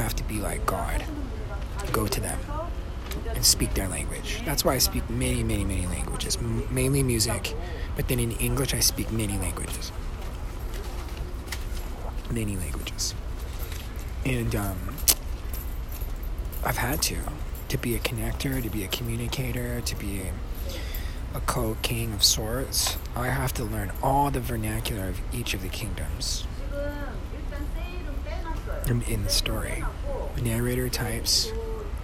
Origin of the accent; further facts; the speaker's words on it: Tucson, Arizona, United States; moved away as an adult; now in Los Angeles, United States; my hometown. The Tucson mystery tour